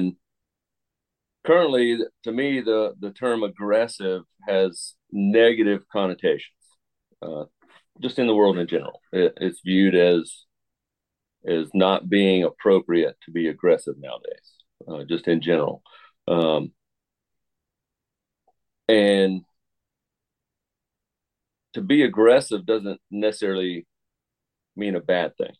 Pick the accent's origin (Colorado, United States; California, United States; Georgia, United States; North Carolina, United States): Georgia, United States; Tucker; I grew up in Tucker, Georgia